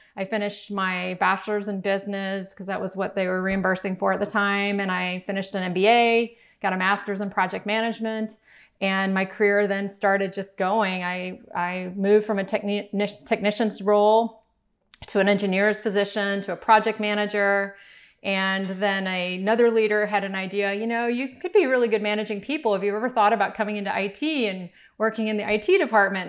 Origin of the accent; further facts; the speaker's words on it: Miami, Florida, United States; we grew up in Miami, we didn't have a whole lot